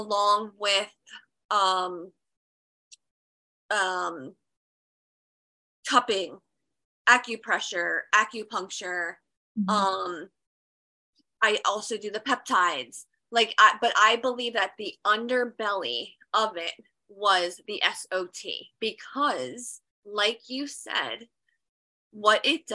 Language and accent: English; New Jersey, United States; I'm from New Jersey, and I actually go to the Genesis Center in Georgia